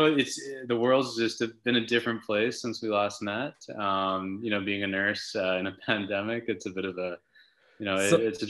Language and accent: English; Vancouver Island, British Columbia, Canada; I grew up on Vancouver Island. It's just across from Vancouver. You have to take a ferry about an hour and a half.